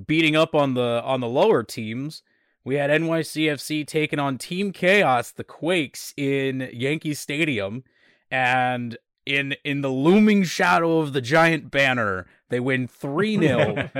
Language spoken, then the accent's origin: English; Scotland, United Kingdom; I mean, I'm Scottish, but other people, so, you know, yeah. I got the Highland Games blood in me.